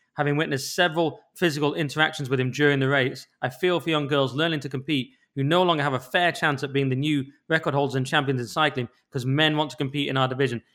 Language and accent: English; England, United Kingdom; as an English person